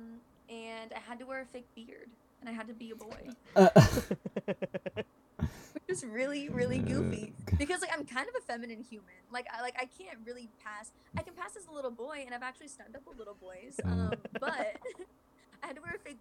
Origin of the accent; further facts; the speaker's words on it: Iowa, United States; So originally I'm from Iowa, which is like the Midwest, like small town kind of thing